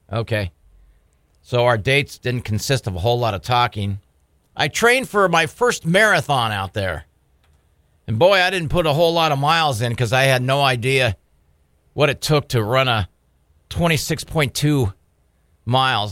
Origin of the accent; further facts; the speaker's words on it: San Diego, California, United States; now in Bismarck, United States; growing up in San Diego